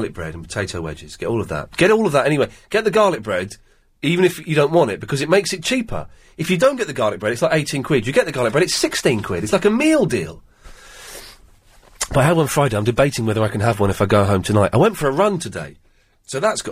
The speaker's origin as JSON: {"language": "English", "town": "Slough", "region": "South East England", "country": "United Kingdom", "said": "I come from Slough"}